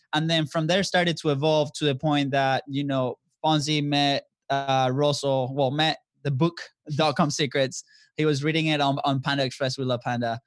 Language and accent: English; Venezuela; moved away as an adult; also born or lived in Florida; now in United States; we are originally from Venezuela. So, uh, we've been in the States, I've been since two thousand ten, came as a, a student athlete